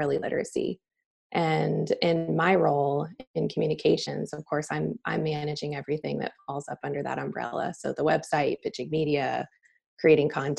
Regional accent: Atlanta, Georgia, United States; also born or lived in Alabama; now in Charlotte, United States; We're both from Atlanta

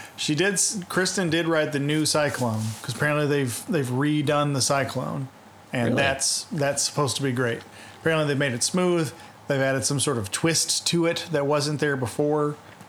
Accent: New Zealand; No, I'm actually from New Zealand.

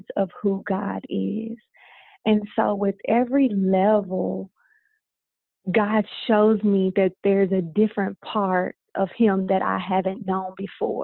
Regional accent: Louisiana, United States; now in Arizona, United States; I'm from the South. I'm from Louisiana.

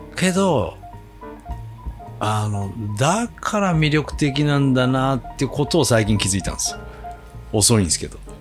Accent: Kochi, Japan; moved away; 僕はもう高知、高知県出身の

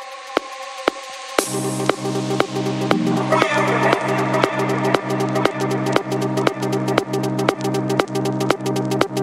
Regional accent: South Africa; moved away as an adult; now in United Kingdom; my hometown, my home country, South Africa

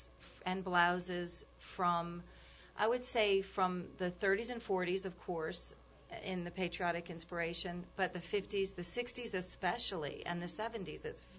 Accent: New Orleans, Louisiana, United States; moved away as an adult; also born or lived in New York; we're from New Orleans

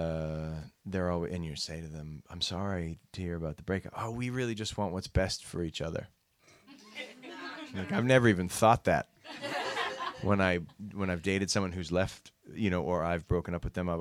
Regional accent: Boston, Massachusetts, United States; I grew up in Boston

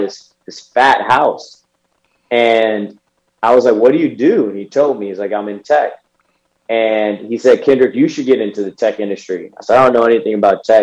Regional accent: the Bay Area, California, United States; I'm from the Bay

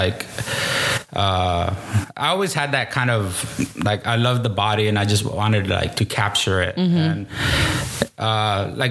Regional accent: Washington, United States; now in San Juan, Texas, United States; But I was raised in Washington State.

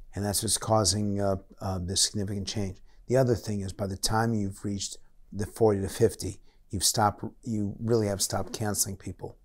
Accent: United States; also born or lived in United Kingdom; I'm an American and I'm proud to be American

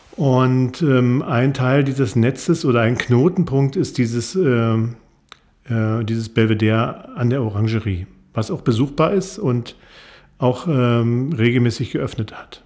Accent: Kleinmachnow, Brandenburg, Germany; ich komme aus Kleinmachnow, bin da auch geboren

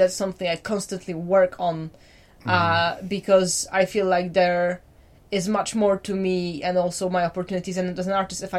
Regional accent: Poland; people will kind of get stuck on the fact that my accent isn't quite as Polish as they'd like me to.

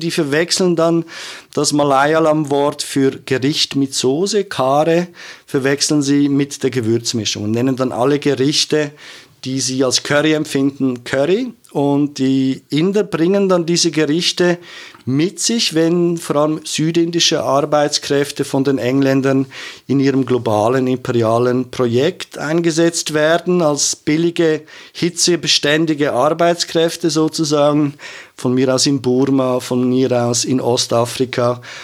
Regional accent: Zurich, Switzerland; also born or lived in Feldmeilen; ich so als Zürcher Kind

